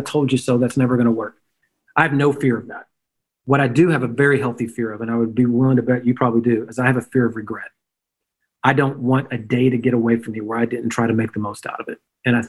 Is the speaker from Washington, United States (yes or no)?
no; Memphis, Tennessee, United States; I'm a redneck from Memphis, Tennessee.